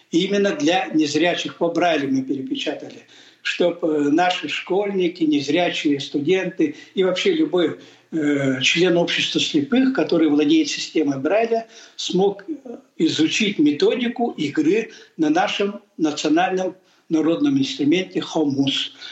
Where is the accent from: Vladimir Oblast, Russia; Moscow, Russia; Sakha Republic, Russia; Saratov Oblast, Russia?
Sakha Republic, Russia; Естественно, я ведь якут.